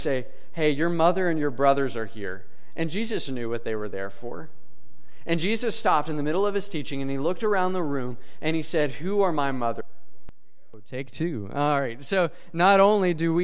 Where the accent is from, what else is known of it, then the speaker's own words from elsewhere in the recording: Princeton, Kentucky, United States; moved away as an adult; also born or lived in Lynchburg, Virginia; I grew up in Princeton, Kentucky, which is a town about the size of Robinson, from what I understand. So I lived there for 19 years of my life